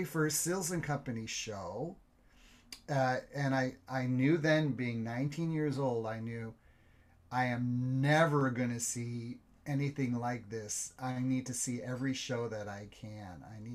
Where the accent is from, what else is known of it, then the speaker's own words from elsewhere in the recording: Detroit, Michigan, United States; I was born in Detroit, Michigan.